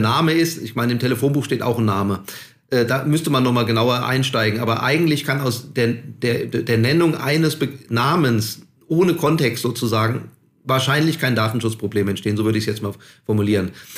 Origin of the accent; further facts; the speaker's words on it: Hesse, Germany; ich komme ja aus Hessen